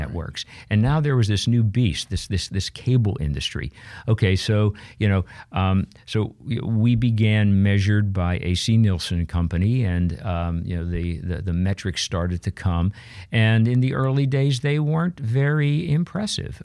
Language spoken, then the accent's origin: English; Pittsburgh, Pennsylvania, United States; I grew up in Pittsburgh, Pennsylvania